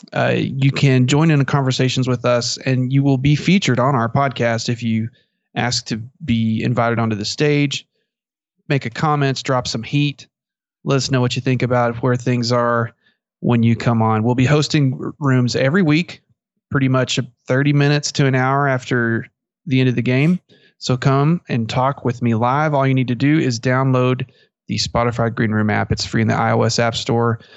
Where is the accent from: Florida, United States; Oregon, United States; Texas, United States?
Texas, United States; Merkel; I'm from Merkle